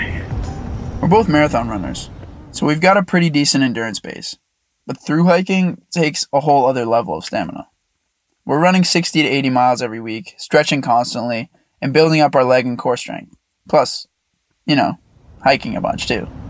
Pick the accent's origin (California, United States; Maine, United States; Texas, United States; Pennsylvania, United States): Maine, United States; growing up in Maine